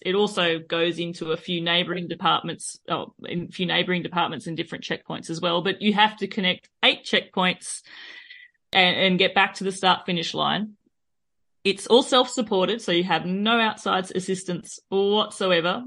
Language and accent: English; Australia; accent: Australian; moved away as an adult; now in France; both my husband and myself were born and raised in Australia